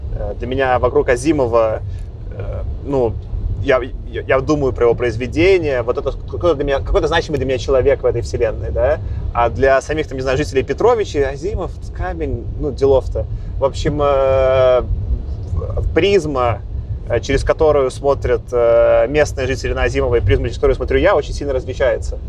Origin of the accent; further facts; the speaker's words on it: Belarus; now in Moscow, Russia; я в прошлом году ездил по Беларуси в путешествие большое, так, это, чтобы с родиной соприкоснуться